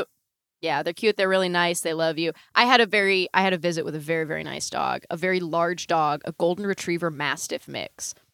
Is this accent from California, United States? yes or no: yes; Northern California, United States; I grew up in Northern California